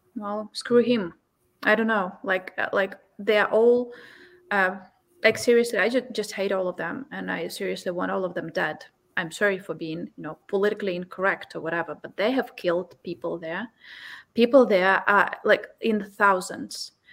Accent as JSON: {"language": "English", "country": "Ukraine", "said": "Me as a Ukrainian"}